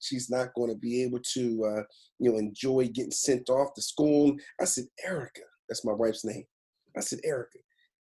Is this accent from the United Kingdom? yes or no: no; Philadelphia, Pennsylvania, United States; moved away as an adult; also born or lived in Washington, D.C.; now in California, United States; Originally, I'm from Philadelphia, Pennsylvania. Went to high school with Bo Kimble, Hank Gavis